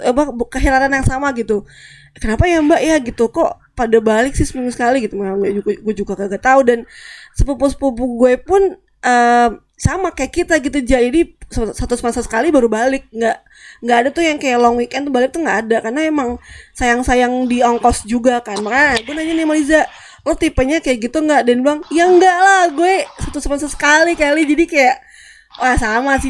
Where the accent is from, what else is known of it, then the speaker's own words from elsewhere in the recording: Depok, West Java, Indonesia; also born or lived in Germany; gue orang Depok kan, gue orang Jakarta